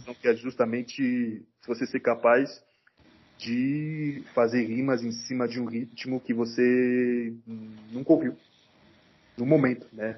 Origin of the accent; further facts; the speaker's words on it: Cameroon; now in Brasília, Brazil; eu sou de Camarões